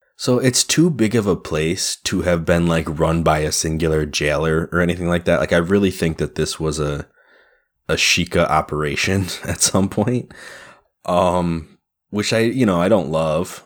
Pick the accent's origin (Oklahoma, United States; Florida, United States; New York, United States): New York, United States; we're all New Yorkers of a kind